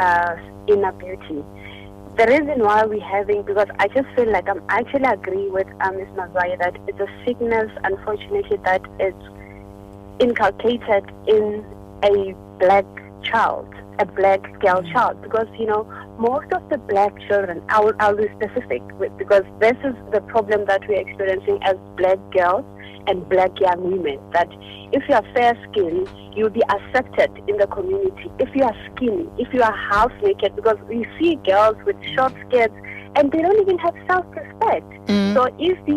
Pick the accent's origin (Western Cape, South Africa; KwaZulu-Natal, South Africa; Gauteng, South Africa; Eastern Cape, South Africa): Gauteng, South Africa; Johannesburg; I'm actually from Orlando East.